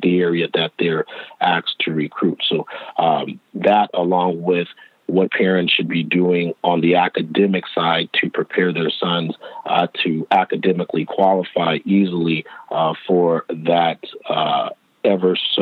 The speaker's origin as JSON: {"language": "English", "town": "Los Angeles", "region": "California", "country": "United States", "tie": "born or raised there", "said": "being born and raised in Los Angeles, I'm a West Coast guy"}